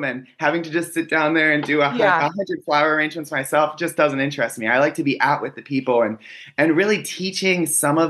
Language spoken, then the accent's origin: English; Pittsburgh, Pennsylvania, United States; I grew up in Pittsburgh, Pennsylvania